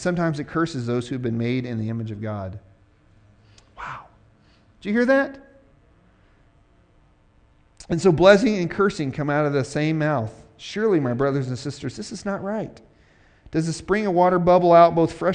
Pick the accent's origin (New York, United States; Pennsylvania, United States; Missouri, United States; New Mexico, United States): Missouri, United States; I'm from Missouri